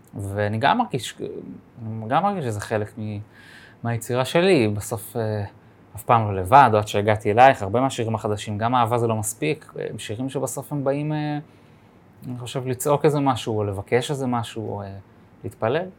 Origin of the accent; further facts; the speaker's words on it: Jerusalem, Jerusalem District, Israel; born or raised there